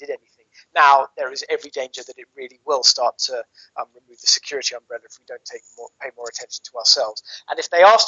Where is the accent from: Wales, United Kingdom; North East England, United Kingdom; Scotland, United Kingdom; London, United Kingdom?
London, United Kingdom; moved away as an adult; now in Brussels, Belgium; the part of London that I grew up in Northwest London